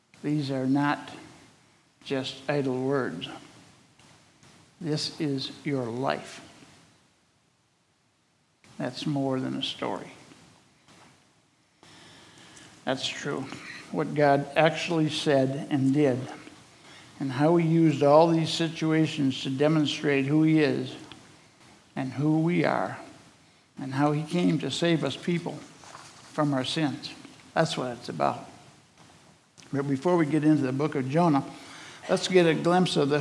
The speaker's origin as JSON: {"language": "English", "region": "Minnesota", "country": "United States", "tie": "born or raised there", "said": "growing up in Minnesota"}